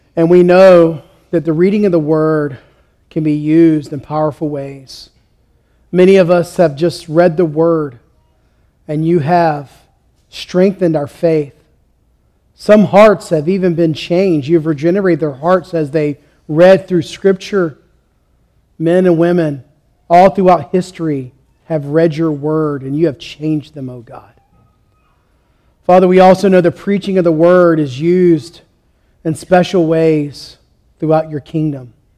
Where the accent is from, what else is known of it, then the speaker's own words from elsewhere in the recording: Southeast Georgia, United States; I'm from Southeast Georgia